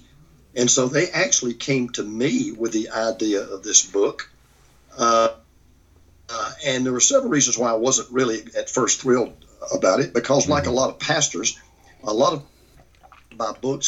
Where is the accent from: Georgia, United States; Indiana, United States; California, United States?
Georgia, United States; Gainesville; I'm about 30 miles from where I actually was literally born. Mm-hmm. And grew up, a little town called Gainesville, Georgia, which is about 50 miles northeast of Atlanta.